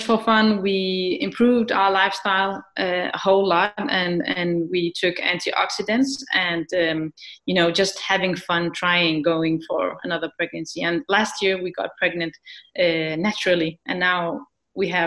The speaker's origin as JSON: {"language": "English", "country": "Iraq", "said": "I am from Iraq"}